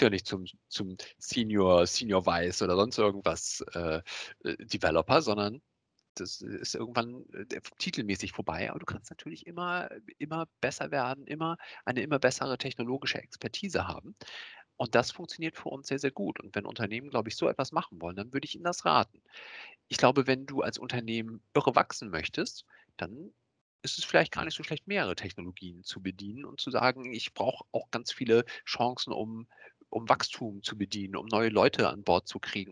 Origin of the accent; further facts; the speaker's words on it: Hamburg, Germany; ich komme aus Hamburg, bin 43 Jahre